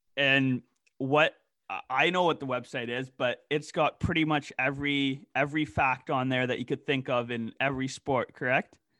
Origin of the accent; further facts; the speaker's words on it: Canada; we are Canadian